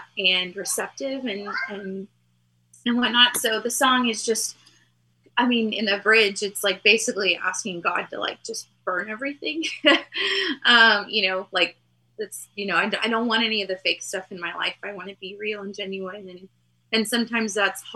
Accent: Texas, United States; we're from Texas

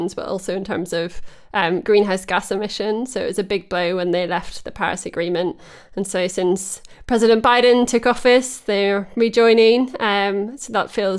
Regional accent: Holywood, Northern Ireland, United Kingdom; also born or lived in England; now in Teddington, United Kingdom; my hometown in Northern Ireland

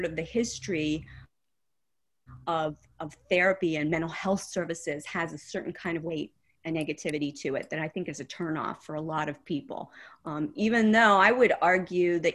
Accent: Oil City, Pennsylvania, United States; moved away; I'm from Oil City, Pennsylvania.

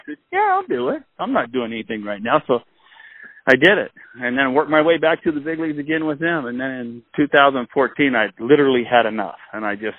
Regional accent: Northern California, United States; moved away as an adult; that's where I'm from.

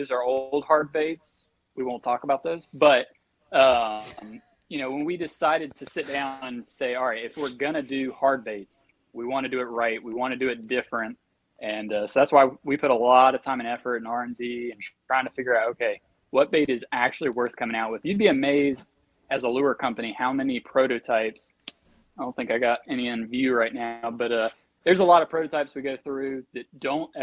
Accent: United States; I'm from Hartwell.

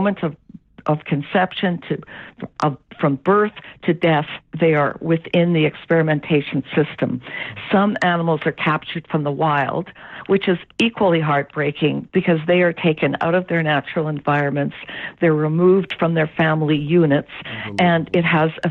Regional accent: Canada; as a Canadian. But here in Canada

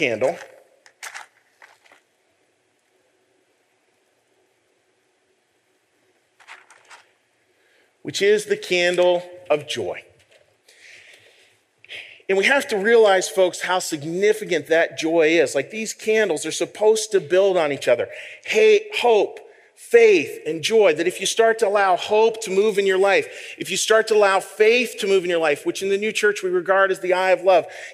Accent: Western Pennsylvania, United States; moved away; I grew up out in Western Pennsylvania, and this is a church that was actually built on our original family farm

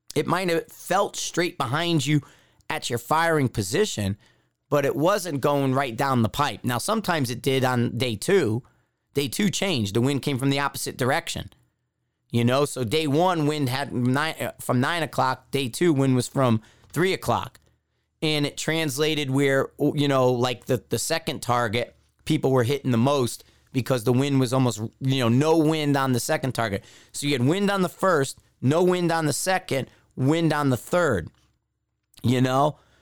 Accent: East Coast, United States; from the East Coast

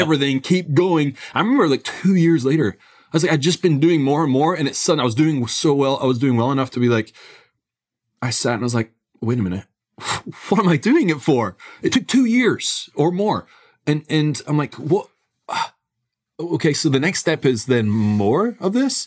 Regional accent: Scotland, United Kingdom; I grew up in Scotland

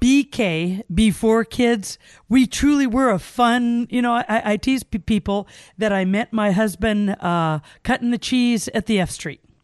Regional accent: Gakona, Alaska, United States; also born or lived in Cordova, Alaska; I was raised in the Glen Allen, Gokana area

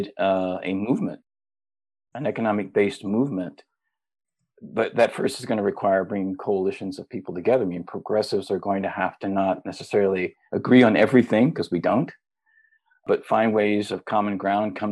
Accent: Middle America, Midwest, United States; I'm from Middle America, so I grew up in a conservative family, conservative part of the country

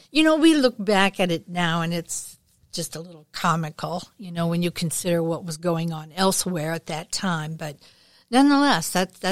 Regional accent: O'Fallon, United States; I grew up in the Methodist community here in O'Fallon, where the consumption of alcohol was a tad more taboo.

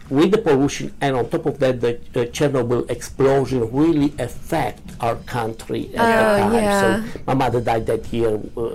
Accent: Romania; English is a second language; moved away as an adult; now in United States; Okay. I was born in Romania. I grew up over there, you know. And until, like, 5 years ago, we moved to United States. So I'm 58 years old.

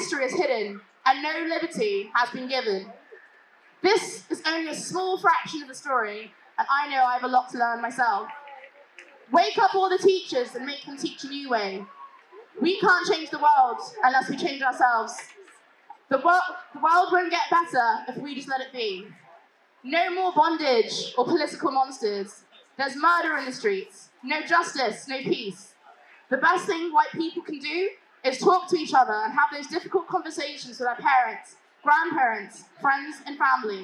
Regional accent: United Kingdom; accent: British; my British accent

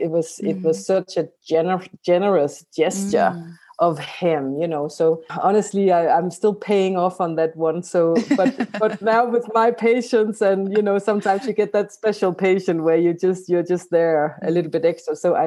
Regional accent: Denmark; So I'm from Denmark.

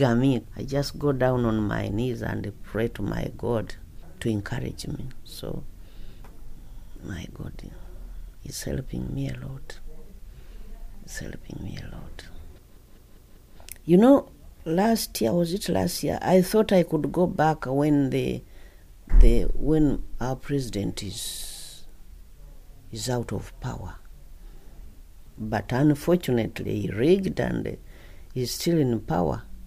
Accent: Uganda; moved away as an adult; now in United Kingdom; I come from Uganda

